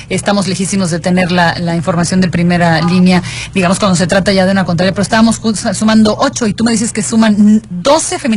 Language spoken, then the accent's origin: Spanish; Yucatán, Mexico; moved away; also born or lived in Mexico City; llevaba muchos años viviendo fuera, a pesar de que esta es mi tierra